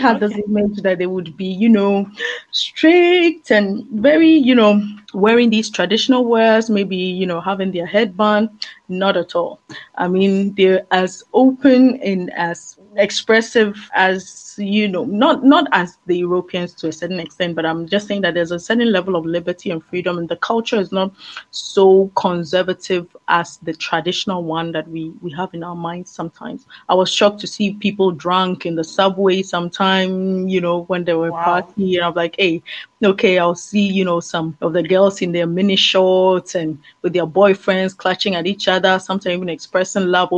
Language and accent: English; Ghana; moved away as an adult; also born or lived in France / China / Belgium; I'm from Ghana.